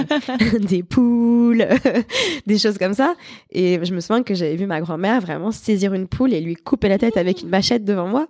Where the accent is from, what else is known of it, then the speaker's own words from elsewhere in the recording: Paris, Île-de-France, France; also born or lived in Montpellier; j'ai vécu là-bas à peu près 5 ans. Et puis ensuite, on est monté à Paris pour le travail de mon papa. Et on est resté là